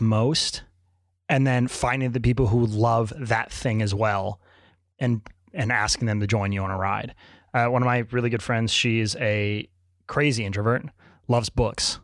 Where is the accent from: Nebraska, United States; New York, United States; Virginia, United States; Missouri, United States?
Virginia, United States; Richmond; moved away as an adult; now in Chicago, United States; I grew up in Richmond, Virginia